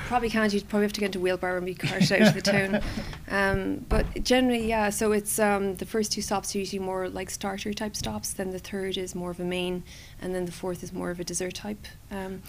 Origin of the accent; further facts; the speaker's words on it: Cork, Munster, Ireland; I'm from Cork City originally